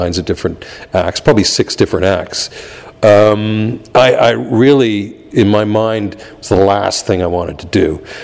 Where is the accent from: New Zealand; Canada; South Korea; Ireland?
Canada; Toronto, Ontario; I'm from Toronto and came up through the blues R&B circuit there as a musician